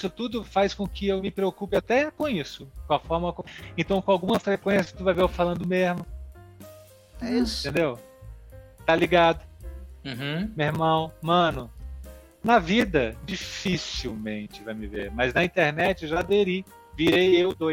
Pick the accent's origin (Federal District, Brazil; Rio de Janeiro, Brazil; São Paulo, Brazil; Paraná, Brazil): Federal District, Brazil; Brasília; Como eu sou de Brasília, uhum. o sotaque já vem mais ou menos neutralizado.